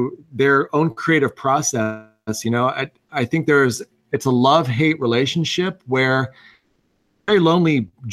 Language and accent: English; Missouri, United States; moved away; I grew up in Missouri, and I had a big gaming group that I absolutely adored back home